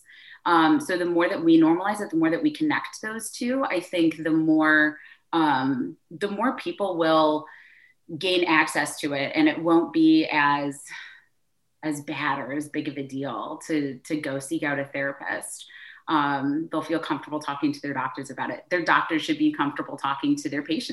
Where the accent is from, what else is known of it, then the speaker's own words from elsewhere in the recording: Michigan, United States; moved away as an adult; also born or lived in Chicago; now in Chattanooga, United States; I am originally from Michigan